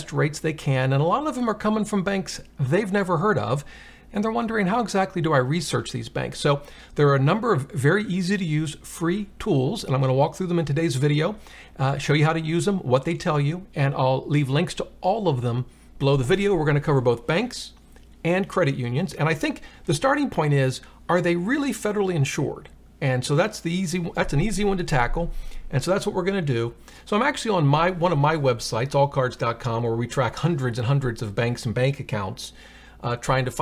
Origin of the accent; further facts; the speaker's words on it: Virginia, United States; This is in actually in my home state, Tappahannock, Virginia.